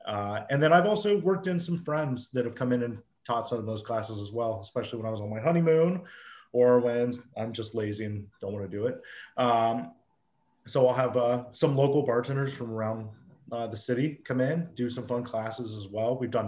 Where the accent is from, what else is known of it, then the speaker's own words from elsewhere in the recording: New England, United States; let's throw some rose hips in it because I'm from New England. And we used to make rose hip jams.